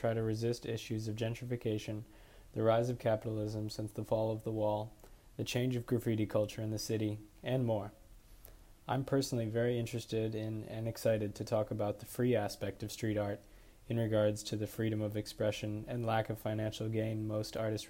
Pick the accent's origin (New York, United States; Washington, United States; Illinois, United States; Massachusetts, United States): Illinois, United States; Chicago; I'm a rising senior at Colorado College. I'm a film major, and I'm from Chicago.